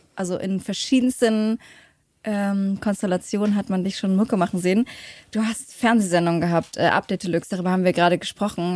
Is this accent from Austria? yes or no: no; Leipzig, Saxony, Germany; Ich komme aus äh, Leipzig. Mhm. Zwar in Konnewitz geboren, aber wir waren dann so ein bisschen auf dem, äh, am Rand, haben wir gewohnt